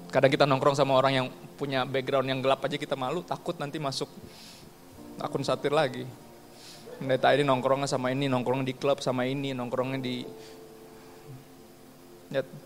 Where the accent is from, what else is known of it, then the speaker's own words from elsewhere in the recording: Ambon, Maluku, Indonesia; Gue juga orang Ambon, gue ngerti.